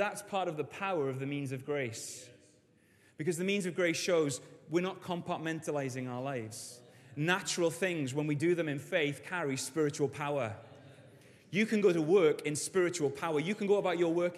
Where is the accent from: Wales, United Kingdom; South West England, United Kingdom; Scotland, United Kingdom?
Wales, United Kingdom; As a Welshman and a Welsh rugby fan